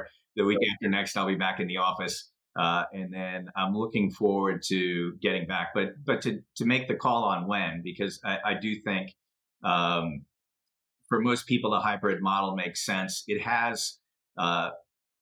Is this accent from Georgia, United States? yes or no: no; Chicago, Illinois, United States; also born or lived in suburban Philadelphia; now in Philadelphia, United States; I grew up in Chicago